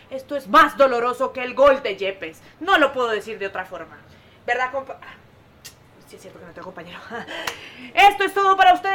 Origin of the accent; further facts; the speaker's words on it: Colombia; Colombiana, sí, soy colombiana.